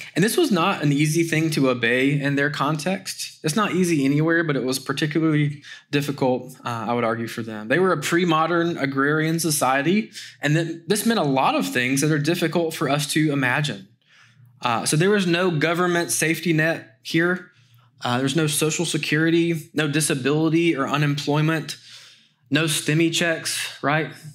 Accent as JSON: {"language": "English", "town": "Greenville", "region": "South Carolina", "country": "United States", "tie": "born or raised there", "said": "June twenty-fourth in the year of our Lord, nineteen eighty-five, I was born in Greenville, South Carolina"}